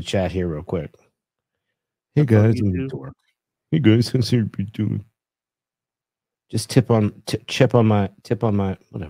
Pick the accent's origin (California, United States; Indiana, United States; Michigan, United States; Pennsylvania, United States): Pennsylvania, United States; Philadelphia; moved away; also born or lived in Long Island; Oh, yeah, Philly is that's my hometown. And let's just say I'm glad I'm 3,000 fucking miles away.